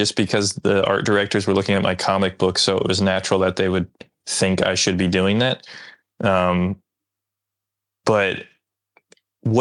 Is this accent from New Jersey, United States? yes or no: yes; New Jersey, United States; I'm from suburban New Jersey